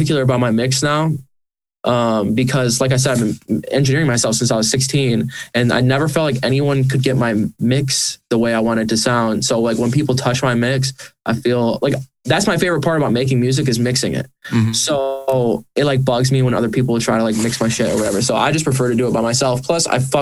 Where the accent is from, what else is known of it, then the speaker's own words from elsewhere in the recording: St. Johns, Michigan, United States; also born or lived in Lansing, Michigan; I am a musician from Lansing, Michigan. I grew up in a town called St. John's, which is right outside of Lansing